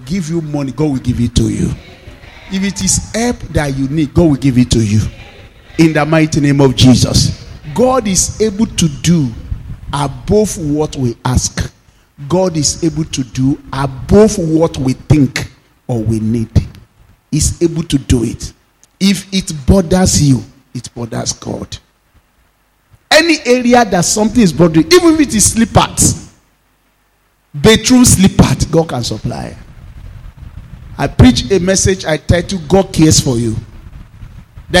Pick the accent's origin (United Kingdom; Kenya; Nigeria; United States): Nigeria; my hometown, Odumu